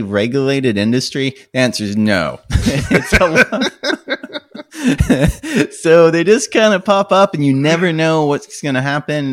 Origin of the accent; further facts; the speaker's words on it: United States; as an American